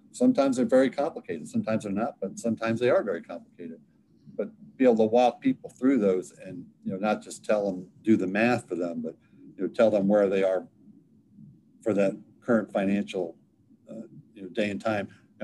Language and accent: English; Alexandria, Virginia, United States; Being born and raised in Alexandria